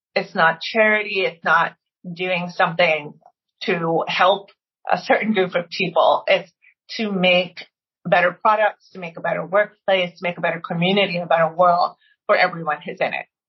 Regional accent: Maryland, United States; I was from Maryland

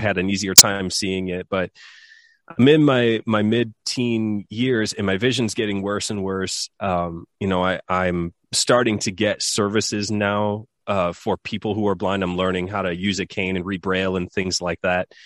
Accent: Southwest Michigan, United States; I grew up in Michigan in the U S, and, uh, grew up on a farm

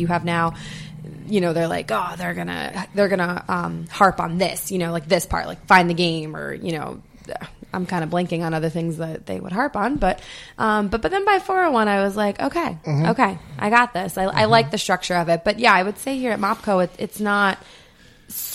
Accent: Capital Region, New York, United States; also born or lived in Los Angeles; I was born here in the Capital Region

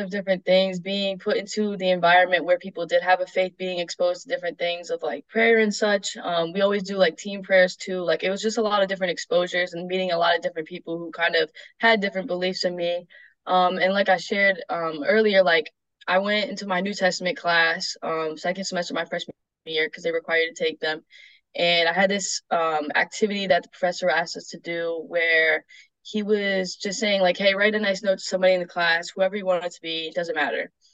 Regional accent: Ithaca, New York, United States; I'm from Ithaca, New York, um, and I'm now attending Roberts Wesleyan University

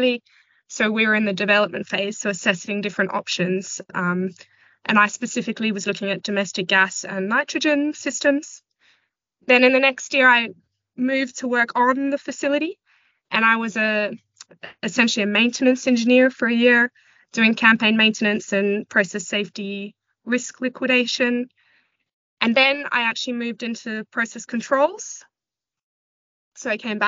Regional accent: Western Australia, Australia; moved away as an adult; also born or lived in Johannesburg, South Africa; now in London, United Kingdom; I grew up in Western Australia, and that's where I did my undergraduate degree

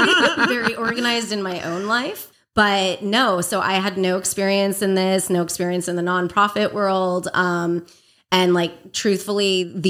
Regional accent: Agoura Hills, California, United States; also born or lived in Los Angeles, California; I grew up Agoura Hills area

